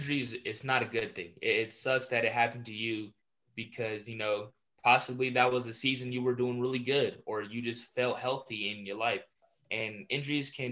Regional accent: San Diego, California, United States; I'm from San Diego

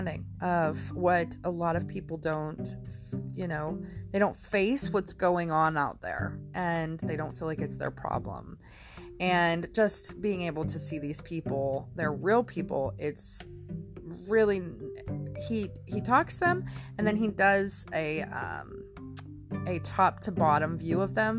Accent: Pennsylvania, United States; I'm from Pennsylvania

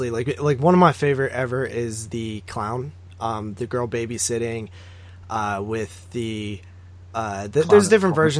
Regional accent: Nemacolin Castle area, Pennsylvania, United States; We have a castle around here called the Nemecolon Castle. It's like in my hometown

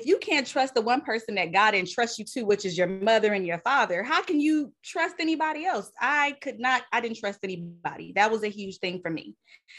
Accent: Southern California, United States; also born or lived in Bay Area; I am born and raised in Southern California

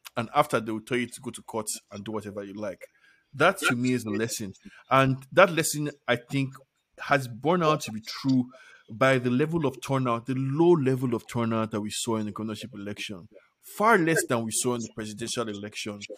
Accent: Nigeria

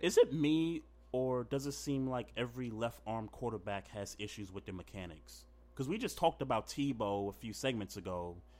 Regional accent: New York, United States; everybody that knows me as a New Yorker

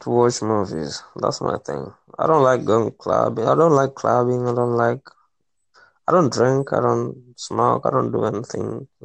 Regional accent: Tanzania; I'm from Tanzania. I'm not in States.

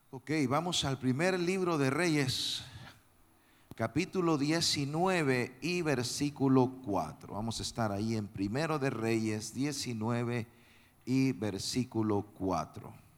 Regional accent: El Salvador; yo tengo que estar en mi país ahora

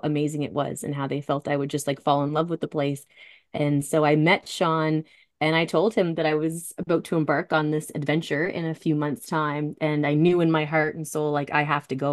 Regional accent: Halifax, Nova Scotia, Canada; also born or lived in Alberta / Yellowknife; I'd moved back to Halifax.

